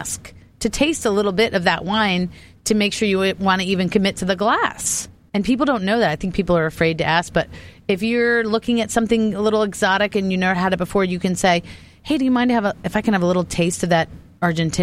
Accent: Easton, Maryland, United States; also born or lived in East Coast; in my hometown, Hair of the Dog Wine and Spirits in Easton, Maryland

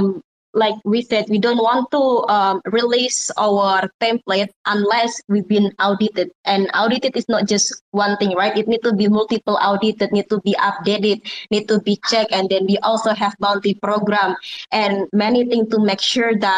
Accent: Indonesia; English is a second language; I'm from Indonesia originally, and English is not my native mother language

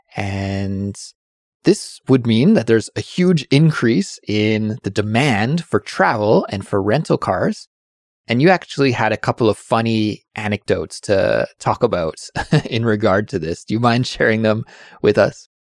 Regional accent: Kelowna, British Columbia, Canada; my hometown of Kelowna

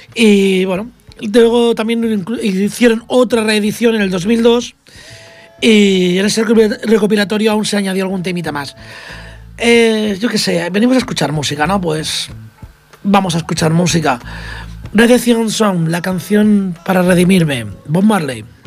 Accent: Catalonia, Spain

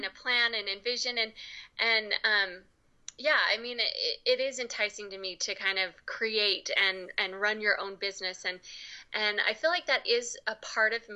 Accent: Utah, United States; I grew up here in Utah

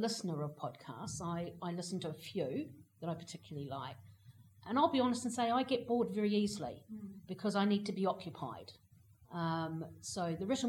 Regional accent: New Zealand; now in United Kingdom

